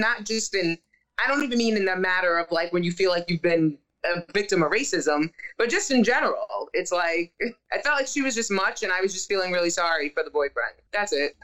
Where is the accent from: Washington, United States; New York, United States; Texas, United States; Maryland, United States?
New York, United States; I'm from New York